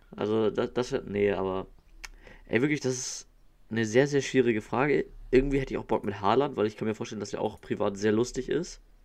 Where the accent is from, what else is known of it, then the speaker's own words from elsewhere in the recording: Hamburg, Germany; ich komme aus Hamburg, also bin Norddeutscher